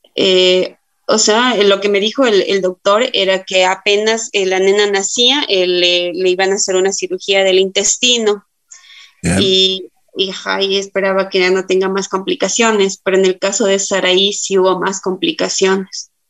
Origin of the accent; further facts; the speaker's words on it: Tulcán, Carchi, Ecuador; yo soy de la ciudad de Tulcán, tengo 31 años